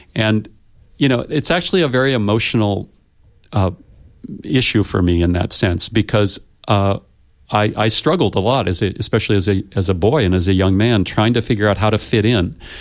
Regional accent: United States; I come from the United States

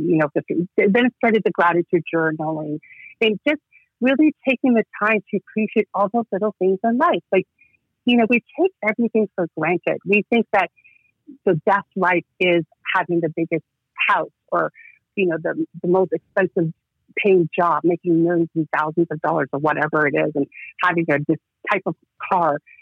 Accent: Toronto, Ontario, Canada; also born or lived in Georgia; So I live in Toronto, Ontario, Canada. I immigrated from Georgia, South of Russia, when I was four years old, and I've been living in Toronto ever since then

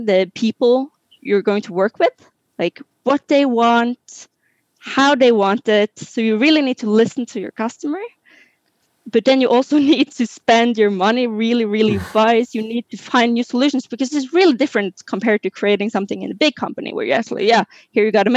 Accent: Norway; now in France; I'm originally from Norway, which is further up in Europe.

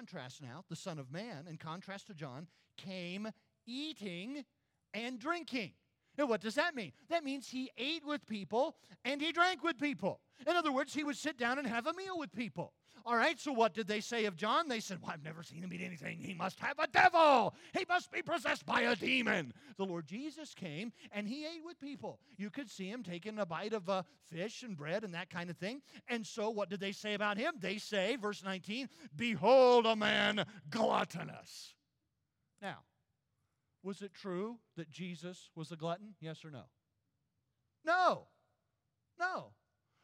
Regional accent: South Carolina, United States; When I was a boy growing up in South Carolina

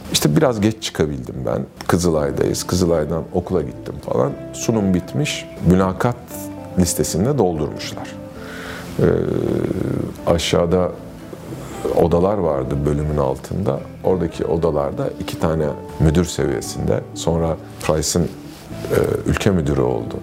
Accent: Ankara, Turkey; Ben Ankara'da büyüdüm. Ee, ailem hala orada.

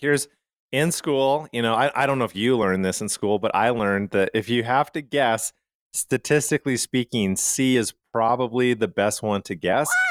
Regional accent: Calgary, Alberta, Canada; now in United States; I grew up in Calgary, Canada

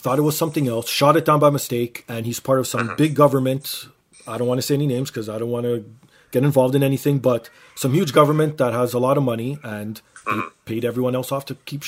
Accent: Canada; I'm Canadian

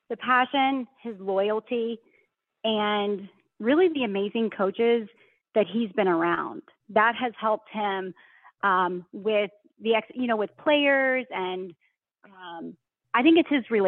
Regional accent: Rowlett, Texas, United States; accent: Southern drawl; moved away as an adult; also born or lived in Plano, Texas; I grew up outside of Dallas, Texas, in a little town called Rowlett

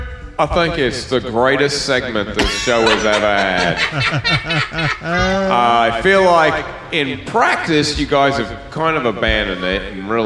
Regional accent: Australia; I'm Australian

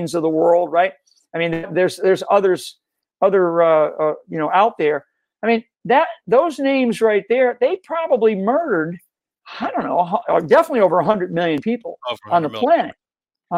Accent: Rhode Island, United States; I grew up in Rhode Island, stayed around, heavily Democrat

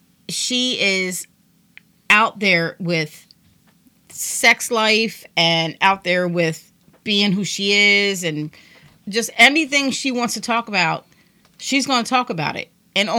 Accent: Trenton, New Jersey, United States; we're both from Trenton.

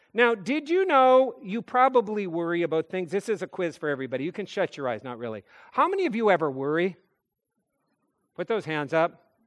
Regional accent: North Dakota, United States; moved away; I'm a kid from North Dakota

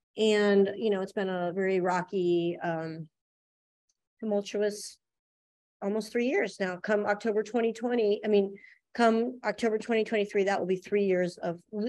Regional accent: Columbus, Ohio, United States; moved away as an adult; now in New Orleans, United States; I'm from Ohio, Columbus, Ohio. I moved here in 99 to go to UNO for film school

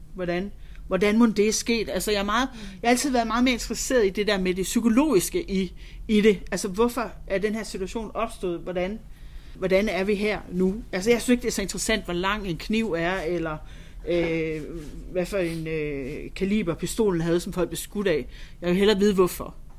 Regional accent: Holstebro, Central Denmark Region, Denmark; moved away; also born or lived in London; Jeg er vokset op i Vestjylland, øh, Holstebro, nærmere betegnet.

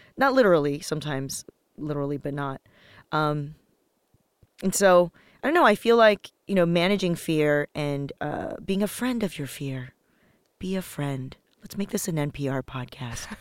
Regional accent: Los Angeles, California, United States; also born or lived in Taiwan; I was born in Taiwan, moved to Los Angeles when I was little

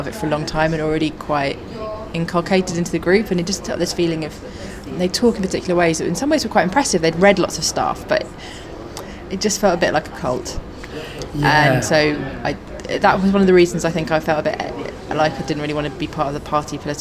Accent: London, United Kingdom; I grew up in North London in the 80s

